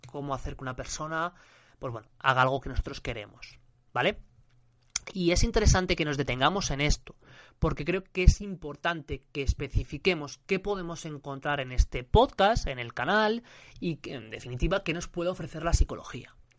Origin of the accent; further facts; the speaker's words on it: Spain; yo soy de España